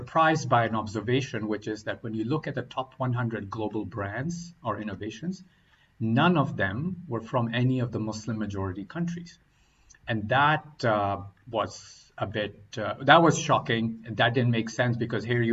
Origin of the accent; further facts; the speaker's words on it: Oman; moved away as an adult; also born or lived in Pakistan / North Carolina, United States / Boston, United States; now in United States; originally coming from Pakistan, growing up in the Middle East in Oman, and had come to the States for my higher education